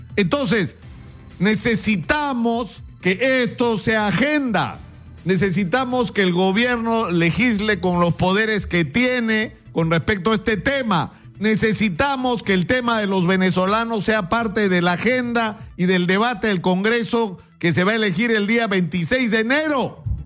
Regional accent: Peru; somos hoy los peruanos

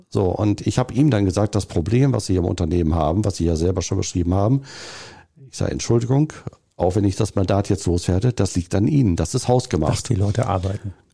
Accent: North Rhine-Westphalia, Germany; Und als Ostwestfale ist man immer so im Understatement-Modus und sagt das eher nicht. Aber Ostwestfale ich

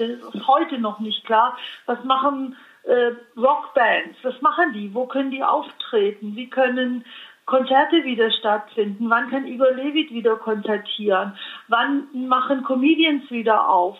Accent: Allgäu, Bavaria, Germany; Ich komme aus dem Allgäu

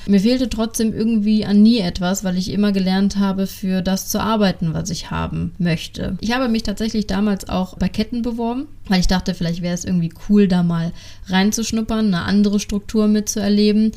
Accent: Düsseldorf, North Rhine-Westphalia, Germany; accent: Düsseldorfer Platt; Ich bin ein Düsseldorfer Mädchen und äh, meine ganze Familie ist in Düsseldorf verwurzelt. Somit wird mir auch zwischendurch das ein oder andere Düsseldorfer Platt entfleuchen.

